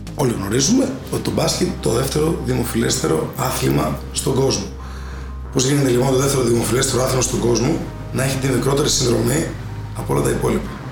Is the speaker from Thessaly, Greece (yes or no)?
yes; Volos, Thessaly, Greece; αγαπάω πάρα πολύ το βόλο